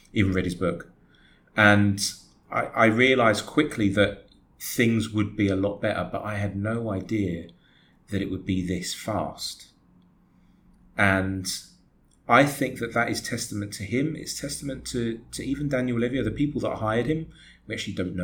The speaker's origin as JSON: {"language": "English", "region": "England", "country": "United Kingdom", "tie": "born or raised there", "said": "I am English, born and raised there, but I've got Greek blood."}